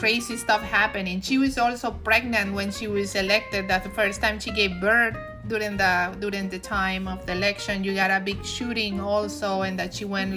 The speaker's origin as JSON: {"language": "English", "country": "Venezuela", "said": "I come from Venezuela"}